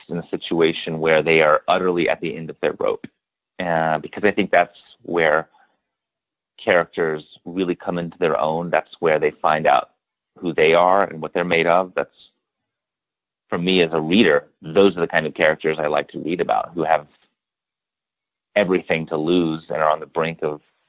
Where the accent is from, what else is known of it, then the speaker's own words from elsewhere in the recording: Statesville, North Carolina, United States; moved away; I grew up in the Piedmont of North Carolina, north of Charlotte, in this town called Statesville